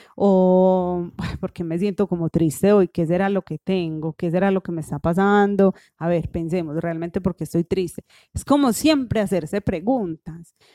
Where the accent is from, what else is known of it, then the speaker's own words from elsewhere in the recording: Colombia; en nuestra sociedad colombiana